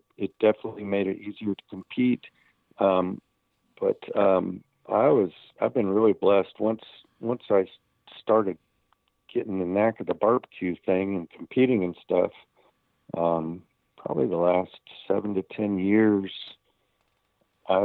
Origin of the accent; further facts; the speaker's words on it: Winter Haven, Florida, United States; my hometown contest here in Winter Haven is an FBA contest